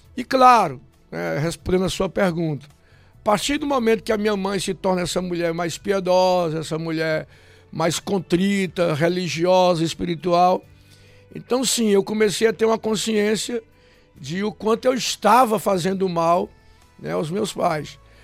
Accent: Fortaleza, Ceará, Brazil; eu nasci na cidade de Fortaleza, lá no centro mesmo, no miolozinho da cidade

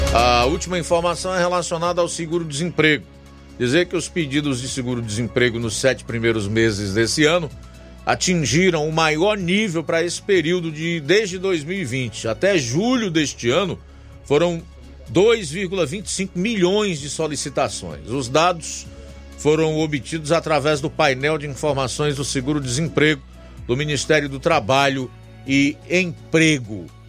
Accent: Ceará, Brazil; nós, como cearenses

